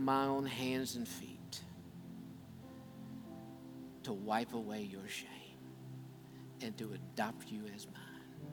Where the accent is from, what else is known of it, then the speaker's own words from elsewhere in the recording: Grantsville, West Virginia, United States; little clinic that I was born in Grantsville in Calhoun County, West Virginia